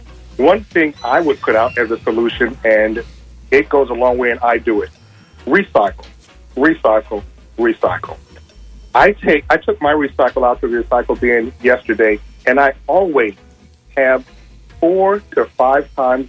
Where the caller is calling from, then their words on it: St. Petersburg, Florida, United States; I'm calling from St. Pete